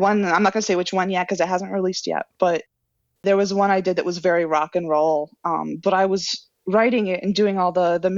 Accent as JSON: {"language": "English", "region": "rural New England", "country": "United States", "moved": "yes", "said": "I come from rural New England"}